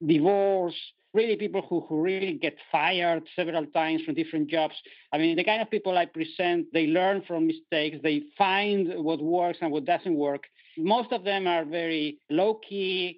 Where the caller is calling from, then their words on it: Netherlands; accent: European; I'm calling from Europe, from the Netherlands today. So you will feel my European accent